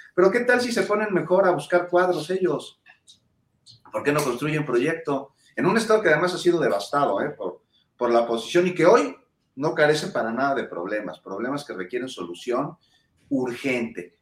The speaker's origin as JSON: {"language": "Spanish", "country": "Mexico", "said": "ciudadano mexicano"}